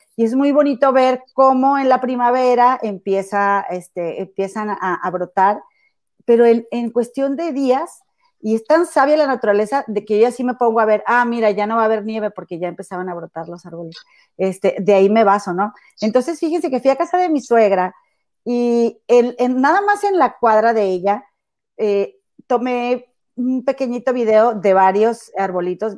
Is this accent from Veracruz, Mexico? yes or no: no; Monterrey, Nuevo León, Mexico; moved away as an adult; now in Chicago, United States; allá en mi tierra, en mi amado y bello Monterrey e inigualable